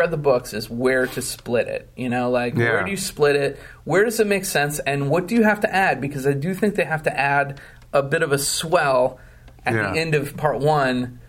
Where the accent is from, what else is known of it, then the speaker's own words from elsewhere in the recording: Wausau, Wisconsin, United States; I grew up in Wausau, Wisconsin, middle of the state in Wisconsin